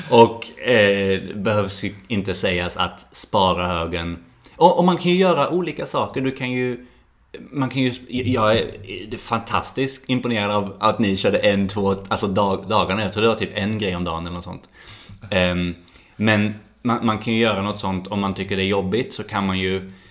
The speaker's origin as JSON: {"language": "Swedish", "country": "Sweden", "also_born_or_lived": "Malmö / New Zealand", "moved": "as an adult", "said": "Jag är utvandrad."}